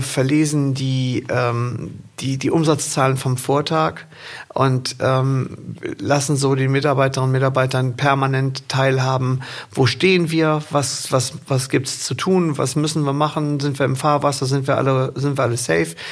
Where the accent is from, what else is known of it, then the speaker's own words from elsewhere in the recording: Rhineland, Germany; also born or lived in Windeck; wir im Rheinland